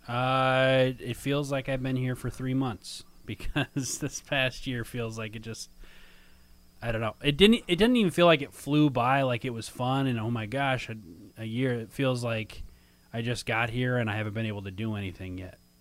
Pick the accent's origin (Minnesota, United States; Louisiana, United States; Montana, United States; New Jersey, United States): Minnesota, United States; now in Chicago, United States; I'm from Minnesota